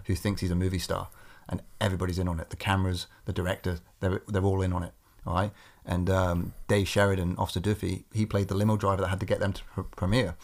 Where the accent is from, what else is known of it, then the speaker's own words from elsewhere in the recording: Corby, East Midlands, United Kingdom; my hometown in Corby